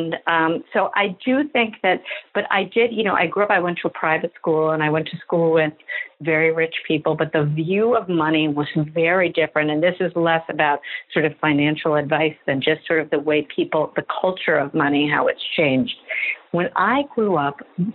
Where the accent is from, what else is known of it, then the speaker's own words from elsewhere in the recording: New York City, New York, United States; I lived here. I've never not lived here